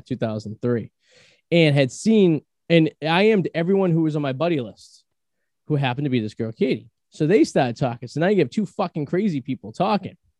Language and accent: English; Revere, Massachusetts, United States; also born or lived in East Boston; I'm from Revere